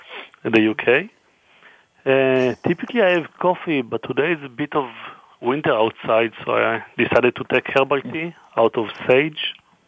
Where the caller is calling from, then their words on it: Israel; I'm calling from Israel. Now it's 5:26 p.m. our time